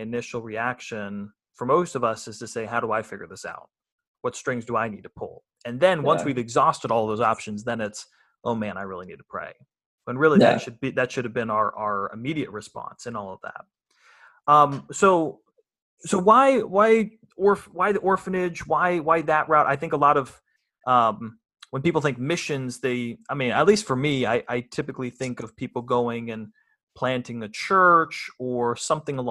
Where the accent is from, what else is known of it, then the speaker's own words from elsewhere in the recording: United States; we in America, as American Christians